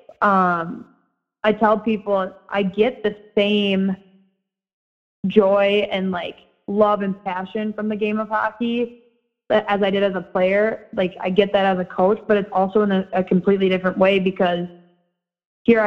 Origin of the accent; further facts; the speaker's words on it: Edina, Minnesota, United States; Edina High School. So ironically, my hometown, my alma mater